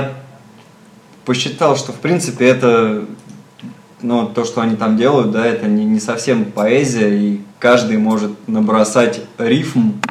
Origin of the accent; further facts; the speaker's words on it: Moscow, Russia; я как москвич и велосипедист